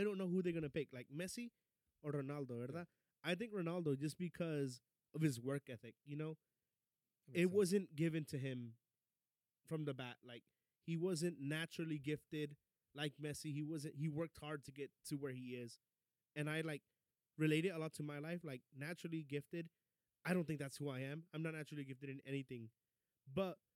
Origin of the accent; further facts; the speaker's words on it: Dallas, Texas, United States; I'm originally from Dallas, but both of my parents are Mexican